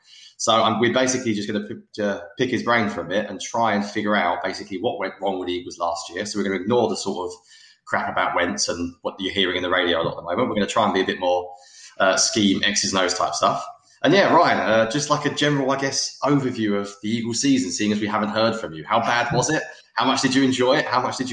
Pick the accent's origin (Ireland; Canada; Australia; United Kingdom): United Kingdom; as a Brit